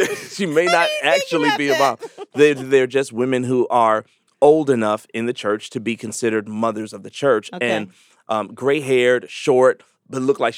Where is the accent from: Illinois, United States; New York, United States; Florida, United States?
Illinois, United States; Chicago; I'm from Chicago.